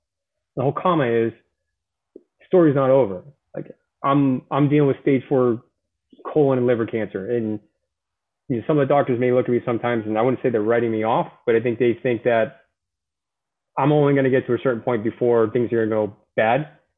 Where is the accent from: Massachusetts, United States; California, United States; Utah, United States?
Massachusetts, United States; Boston; I tell people all the time, I'm from Boston, I'm a Marine.